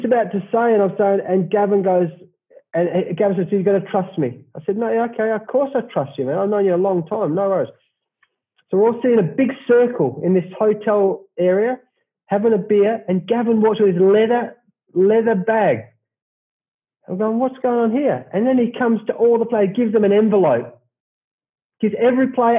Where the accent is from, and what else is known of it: Australia